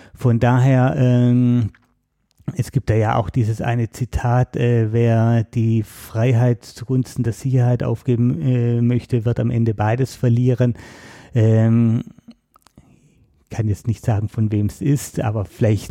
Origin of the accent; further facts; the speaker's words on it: Baden-Württemberg, Germany; moved away as an adult; also born or lived in Berlin; bin dann wieder in meine alte Heimat zurück nach Baden-Württemberg